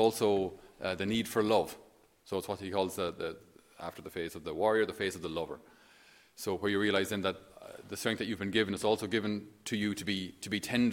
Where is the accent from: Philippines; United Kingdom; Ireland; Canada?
Ireland; for us as Irish